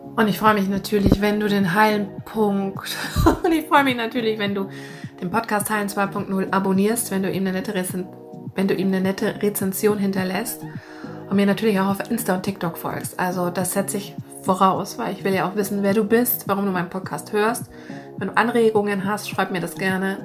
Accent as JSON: {"language": "German", "town": "Munich", "region": "Bavaria", "country": "Germany", "moved": "yes", "lives_now": "Hamburg, Germany", "said": "wir kommen ja alle ursprünglich aus München"}